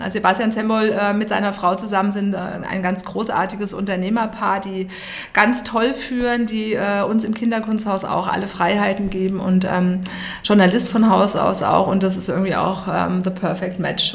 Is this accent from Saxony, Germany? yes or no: no; Darmstadt, Hesse, Germany; moved away as an adult; now in Munich, Germany; wir kommen beide aus Darmstadt